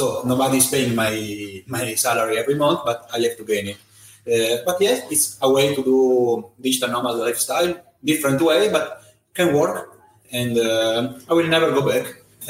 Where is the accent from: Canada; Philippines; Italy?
Italy; accent: Italian; English is a second language; moved away as an adult; now in Vietnam; I'm Italian. You can hear my accent